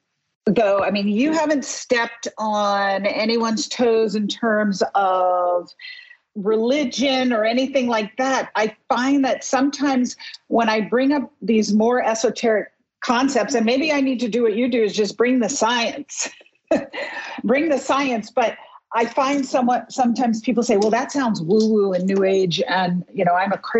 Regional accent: New York, United States; my nature as a New Yorker

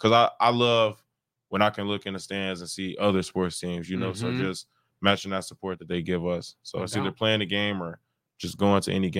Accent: Chicago, Illinois, United States; I play any Chicago music because I'm from the Chicagoland area, so that's just what I grew up on.

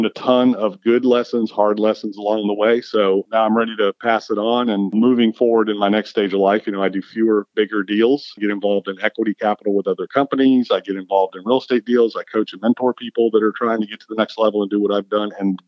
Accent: California, United States; also born or lived in Florida / Virginia; I'm a surfer, lifelong surfer, you know, growing up in California, Florida, and Virginia. And then time in North Carolina.

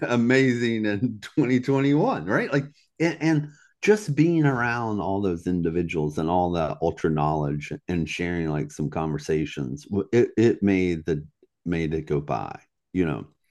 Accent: Virginia, United States; also born or lived in Southeast United States; in Virginia, my hometown, Troublesome Hollow

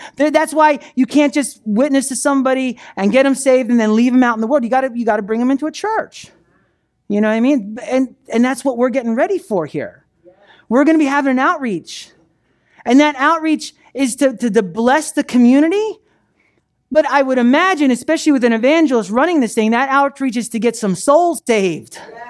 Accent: New Jersey, United States; moved away as an adult; I was 18 years old. I came down to Florida from New Jersey

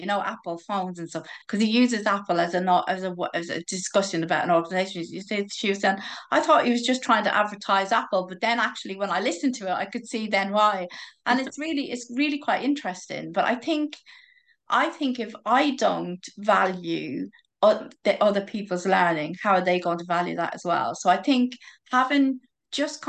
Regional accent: Ireland; I'm Irish

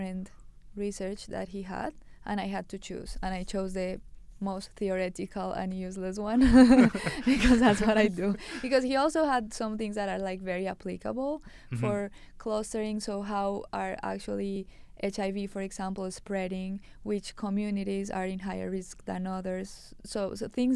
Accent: Colombia; moved away as an adult; I was from Colombia.

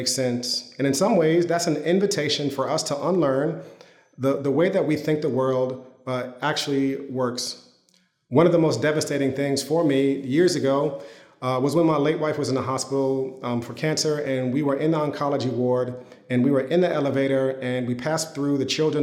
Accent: United States; as an American Christian

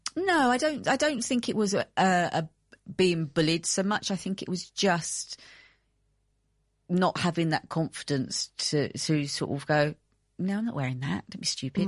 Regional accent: United Kingdom; moved away as an adult; also born or lived in Greece; I'm British

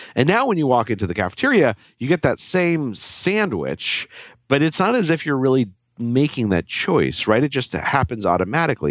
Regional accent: Albuquerque, New Mexico, United States; I grew up in Albuquerque, New Mexico

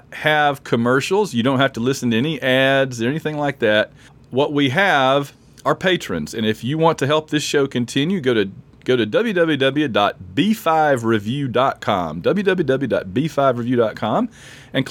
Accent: Sylacauga, Alabama, United States; we went through Sylacauga, where I'm from

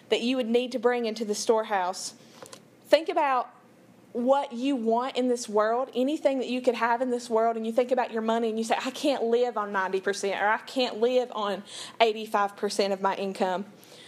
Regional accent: Big Creek, United States; I'm from Big Creek, 30 minutes outside of town, up a holler

